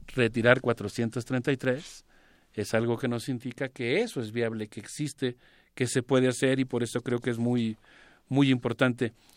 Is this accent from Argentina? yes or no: no; Mexico; como universitarios, como mexicanos